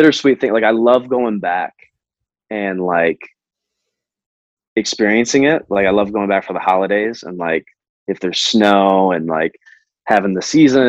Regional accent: outside of Detroit, Michigan, United States; now in Los Angeles, United States; I grew up outside of Detroit, so I wasn't like in the city

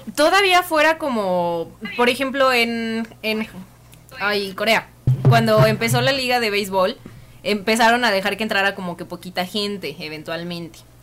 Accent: Mexico; los mexicanos no tenemos cultura de vamos a comportarnos

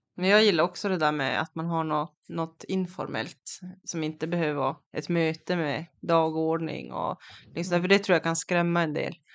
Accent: Kiruna, Norrbotten County, Sweden; moved away as an adult; jag är ju från Kiruna själv, men jag flyttade därifrån tjugohundraelva

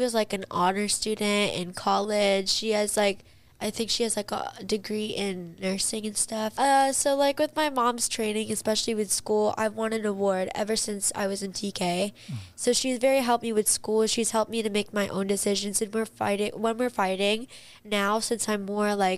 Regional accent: Palm Springs, California, United States; I was born in Palm Springs, and now we're living in this beautiful house

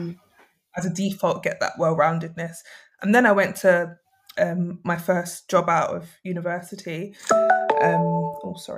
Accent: London, United Kingdom; moved away as an adult; also born or lived in Sheffield; growing up in South London as somebody with mixed heritage

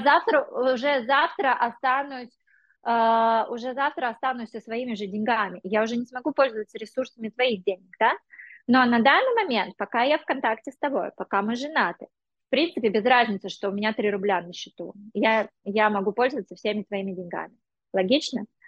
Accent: Sergiyev Posad, Moscow Oblast, Russia; also born or lived in India; now in England, United Kingdom; когда я была девочкой из Сергиев Посада

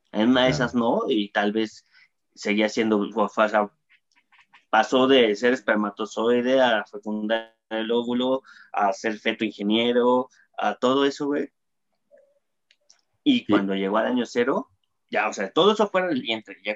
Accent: Mexico; yo, soy amarillo mexicano.

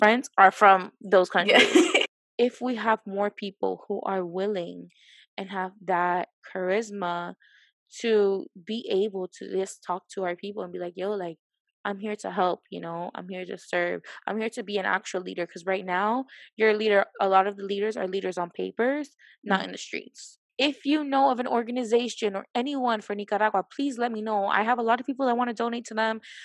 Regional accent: Honduras; moved away; I was like, Honduras

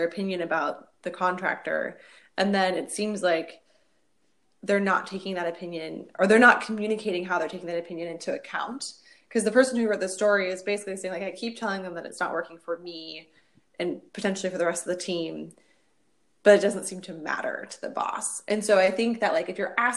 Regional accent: Pacific Northwest, United States; I'm from the Pacific Northwest

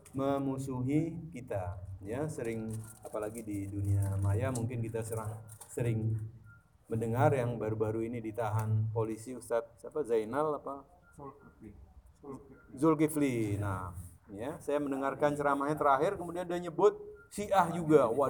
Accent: East Java, Indonesia; Jadi di Jawa Timur, karena saya juga berasal dari Jawa Timur

